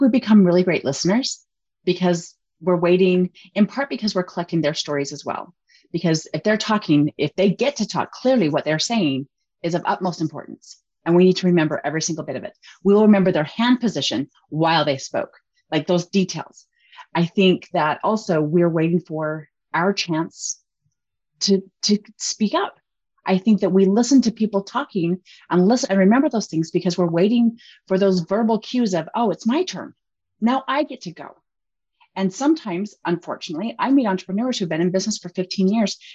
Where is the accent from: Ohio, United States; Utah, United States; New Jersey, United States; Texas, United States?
Utah, United States; we're from Utah.